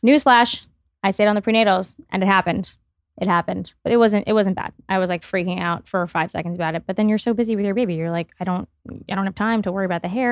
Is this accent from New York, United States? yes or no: no; Miami, Florida, United States; I grew up in Miami